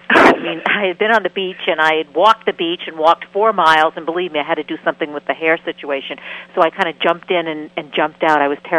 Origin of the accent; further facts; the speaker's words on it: Maine, United States; I'm from Maine.